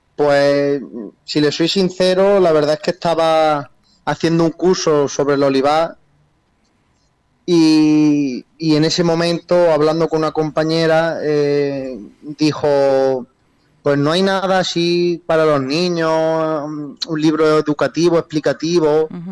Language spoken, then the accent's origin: Spanish; Jaén, Andalusia, Spain; los dos somos de Jaén